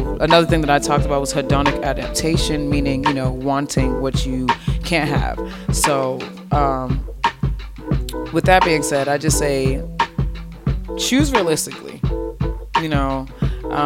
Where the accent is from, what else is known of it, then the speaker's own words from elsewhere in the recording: Boston, Massachusetts, United States; moved away as an adult; now in Las Vegas, United States; I'm an implant. Again, I'm from Boston, Mass.